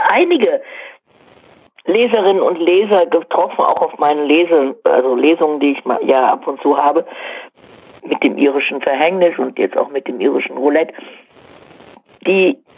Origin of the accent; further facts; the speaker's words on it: Cologne, North Rhine-Westphalia, Germany; ich bin Kölnerin, ähm, so wie es bei uns Karneval immer ist, also absolut voll.